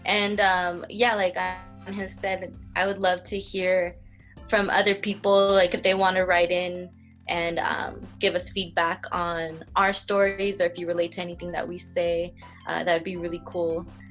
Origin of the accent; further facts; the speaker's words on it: Whittier, California, United States; I'm from Whittier. I still live in Whittier and uh, Whittier, California, to be specific